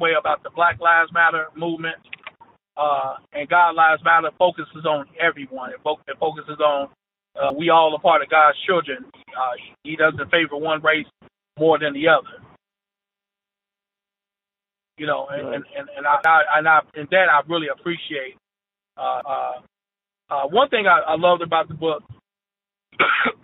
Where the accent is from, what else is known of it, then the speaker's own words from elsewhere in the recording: Louisville, Kentucky, United States; I grew up in the West End of Louisville